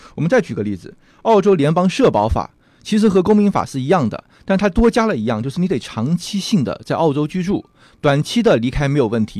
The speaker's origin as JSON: {"language": "Chinese", "country": "China", "moved": "yes", "lives_now": "Australia", "said": "我们中国人喜欢买房嘛"}